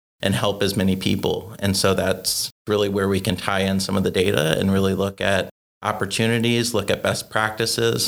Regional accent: Dayton, Ohio, United States; I grew up in Dayton, Ohio

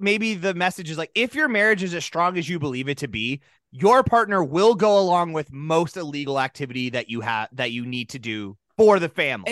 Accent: South Dakota, United States; we grew up in South Dakota

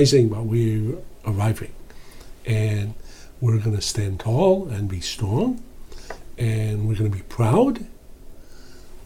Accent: North Carolina, United States; red-necked, red-blooded Americans like me, because I come from North Carolina

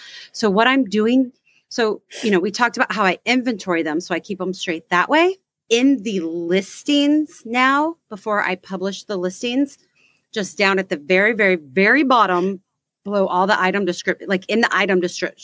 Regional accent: Texas, United States; We are from Texas

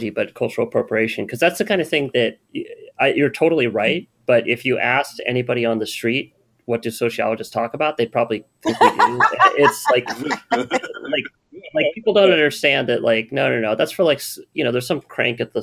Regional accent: California, United States; I'm from California.

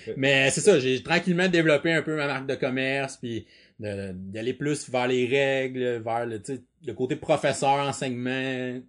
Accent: Quebec, Canada; je suis quelqu'un du Québec

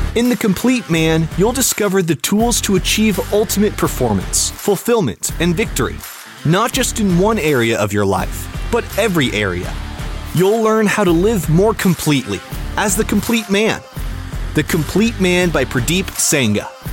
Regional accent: Kelowna, British Columbia, Canada; I grew up in a small town in Canada. It's called Kelowna, British Columbia.

